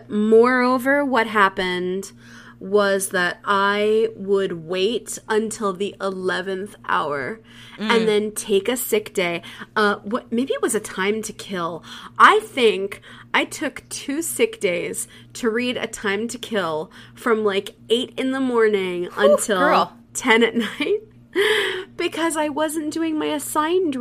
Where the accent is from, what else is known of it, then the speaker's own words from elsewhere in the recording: New Jersey, United States; I grew up in New Jersey.